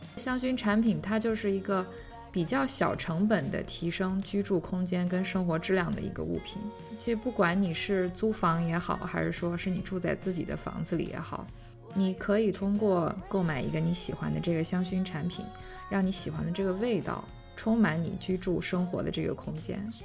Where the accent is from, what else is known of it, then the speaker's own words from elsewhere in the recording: Shandong, China; moved away; also born or lived in Anhui; 我虽然在山东出生长大